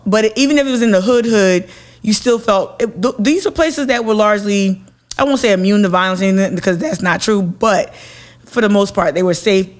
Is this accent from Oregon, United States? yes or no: no; Newark, New Jersey, United States; growing up in Newark, New Jersey, which is very close to New York.